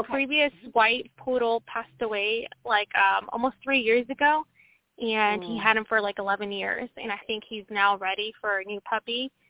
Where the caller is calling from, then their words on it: Washington, United States; From Washington State.